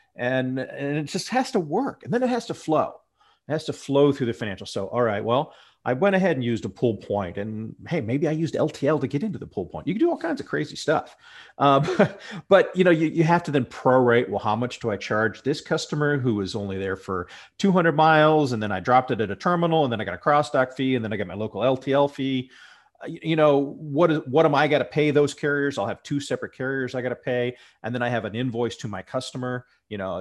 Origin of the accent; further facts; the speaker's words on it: Ohio, United States; I'm from Ohio here